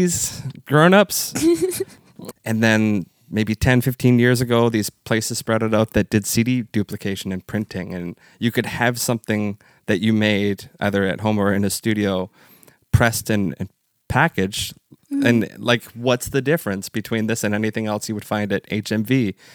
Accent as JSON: {"language": "English", "town": "Hamilton", "region": "Ontario", "country": "Canada", "tie": "born or raised there", "said": "I grew up in Hamilton, so I had a lot of Italian friends."}